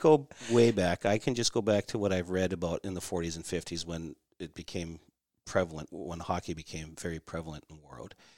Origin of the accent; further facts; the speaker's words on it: Warroad, Minnesota, United States; also born or lived in Bemidji, Minnesota; I was born in the late sixties, so I grew up there, went to school there.